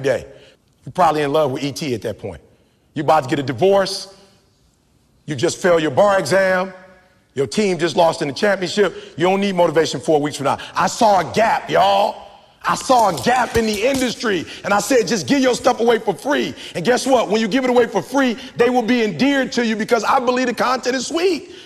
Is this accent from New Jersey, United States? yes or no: no; Detroit, Michigan, United States; I'm from Detroit, 8 Mile